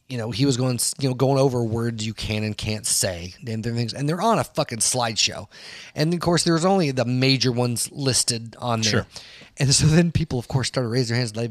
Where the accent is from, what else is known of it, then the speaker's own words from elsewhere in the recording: United States; we as white Americans